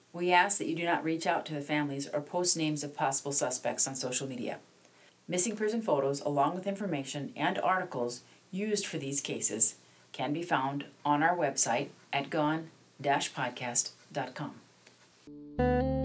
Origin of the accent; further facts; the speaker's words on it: Black Hills of South Dakota, United States; I grew up in the Black Hills of South Dakota